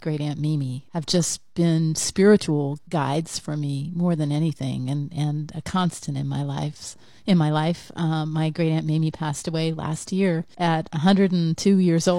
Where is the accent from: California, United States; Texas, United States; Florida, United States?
Florida, United States; Satellite Beach; I called Satellite Beach really my hometown. That's the place I identified with the most as my hometown, because I lived there for a whopping, 6 years, which was a record.